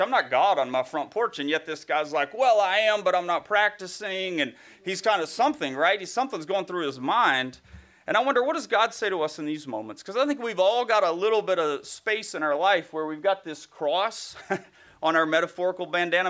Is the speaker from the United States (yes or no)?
yes; Bible Belt, the South, United States; I grew up in the Bible Belt